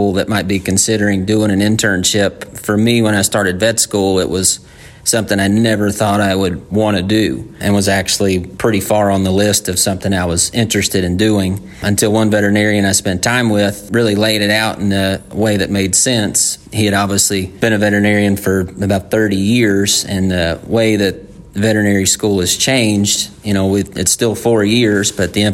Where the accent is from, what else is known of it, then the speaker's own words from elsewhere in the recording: Louisiana, United States; I'm from Louisiana